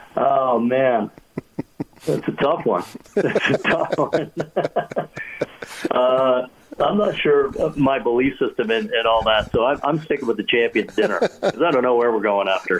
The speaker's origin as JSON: {"language": "English", "country": "Canada", "tie": "born or raised there", "said": "as a kid growing up in Canada"}